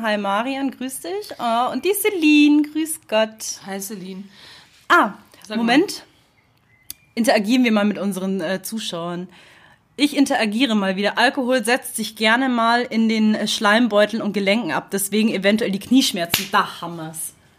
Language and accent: German; Munich, Bavaria, Germany; ich bin typischer Münchner